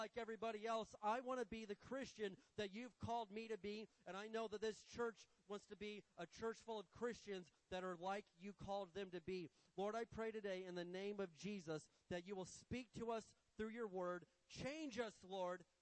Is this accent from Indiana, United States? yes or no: yes; Indiana, United States; when I grew up in Indiana, we had this big hill behind our house